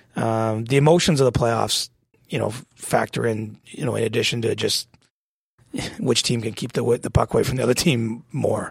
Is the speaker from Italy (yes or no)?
no; Ontario, Canada; growing up in Ontario, not in Toronto, but I grew up in a small town